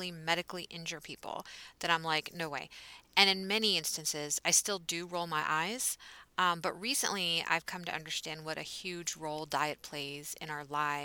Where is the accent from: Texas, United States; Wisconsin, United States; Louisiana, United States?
Texas, United States; I am from Texas